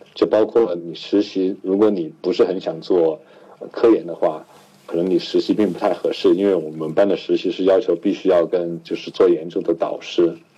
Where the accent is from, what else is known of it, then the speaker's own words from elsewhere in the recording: Chengdu, Sichuan, China; moved away as an adult; also born or lived in Shanghai; now in Pittsburgh, United States; 我是四川人，然后我在成都七中